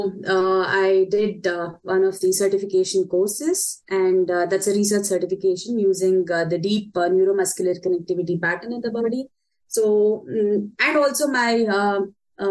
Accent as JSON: {"language": "English", "town": "Bangalore", "region": "Karnataka", "country": "India", "moved": "as an adult", "lives_now": "Munich, Germany", "said": "I come from the South Indian city, Bangalore"}